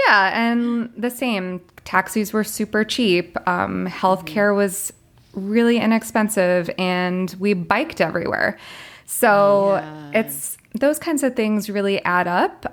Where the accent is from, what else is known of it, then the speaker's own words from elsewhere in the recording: Florida, United States; moved away as an adult; also born or lived in China; I'm originally from Florida.